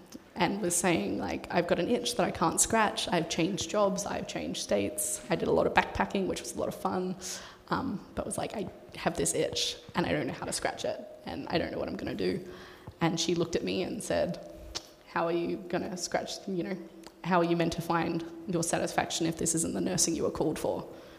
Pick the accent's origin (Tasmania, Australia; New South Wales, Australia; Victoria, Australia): Tasmania, Australia; also born or lived in Queensland; I'm Australian, as suggested. I'd call Tasmania home, but was a military kid, so we moved around basically the eastern seaboard of Australia. So actually was born in far north Queensland and kind of bounced around the place a bit.